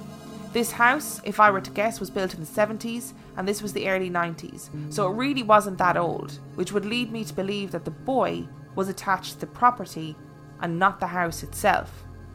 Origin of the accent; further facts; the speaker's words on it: California, United States; I grew up in Southern California, pretty close to the beaches right outside LA.